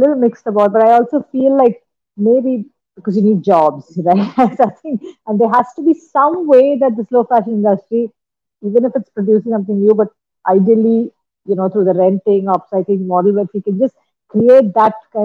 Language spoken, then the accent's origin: English; India; for me being an Indian